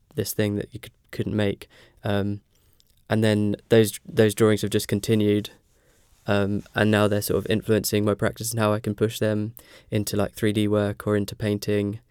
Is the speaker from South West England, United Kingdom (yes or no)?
no; Ipswich, East of England, United Kingdom; moved away as an adult; now in Norwich, United Kingdom; I'm from Ipswich